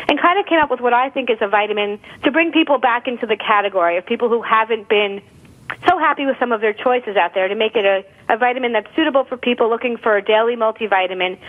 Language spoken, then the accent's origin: English; Long Island, New York, United States; also born or lived in Michigan; I grew up in Long Island, New York